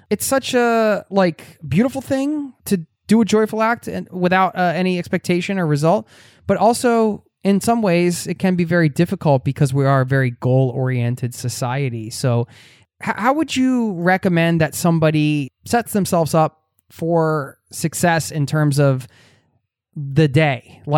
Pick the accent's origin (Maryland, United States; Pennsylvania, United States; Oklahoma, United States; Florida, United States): Pennsylvania, United States; but I am from the Northeast of you know, outside of Philadelphia, Northeast United States.